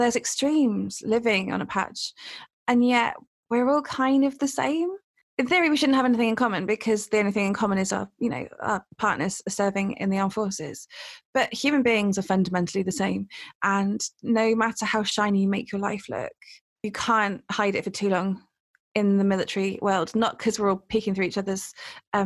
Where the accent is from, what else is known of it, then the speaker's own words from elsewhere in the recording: United Kingdom; moved away; I'm basically from the Cotswolds